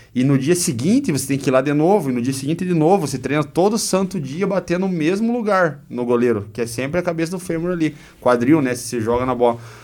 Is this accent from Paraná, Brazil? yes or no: yes; Guarapuava, Paraná, Brazil; also born or lived in Curitiba / Joinville / São Paulo / Belgium; Sou natural de Guarapuava, nascido e criado